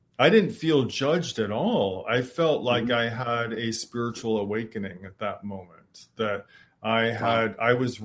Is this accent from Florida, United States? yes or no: no; Michigan, United States; I grew up in Michigan